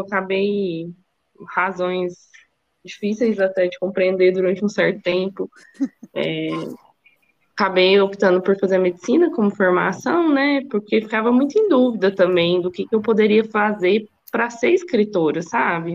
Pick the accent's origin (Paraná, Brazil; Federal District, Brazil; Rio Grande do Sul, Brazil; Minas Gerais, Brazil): Minas Gerais, Brazil; Uberlândia; moved away as an adult; also born or lived in São Paulo; Eu sou, eu sou mineira, né, sou de Uberlândia